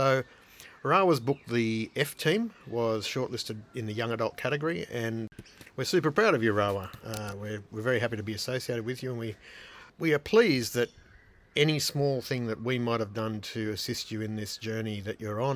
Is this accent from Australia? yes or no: yes; Trundle, New South Wales, Australia; I was born in Trundle